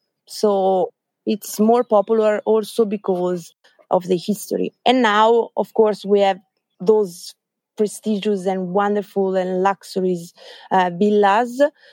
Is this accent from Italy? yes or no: yes; Lecco, Lombardy, Italy; English is a second language; also born or lived in Australia; I'm from Lecco, so from Lake Como, eastern side of Lake Como.